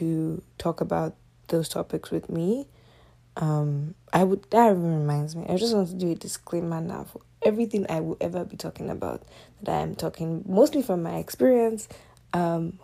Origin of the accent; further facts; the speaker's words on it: Nigerian Delta Igbo, Nigeria; moved away as an adult; now in Canada; I'm a Nigerian Delta Igbo girl. And I moved here about, what year are we in, 2021, so roughly, it's been over 5 years now.